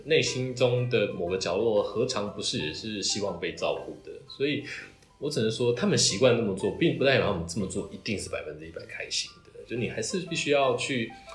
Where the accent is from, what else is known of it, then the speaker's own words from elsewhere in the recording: Taiwan; 我是一个台湾人